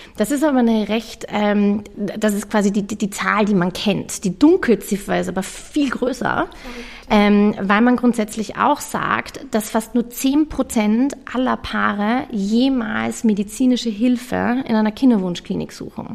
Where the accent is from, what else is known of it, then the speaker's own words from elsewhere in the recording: Vienna, Austria; also born or lived in London; ich bin auch Wienerin